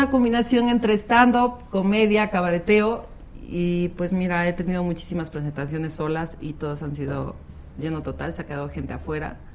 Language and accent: Spanish; Veracruz, Mexico; accent: jarocha; also born or lived in Orizaba; Nací en Tierra Veracruz, me quedo en Orizaba y toda mi familia está en el puerto. O sea, yo tengo años que voy al puerto y ahí me quedo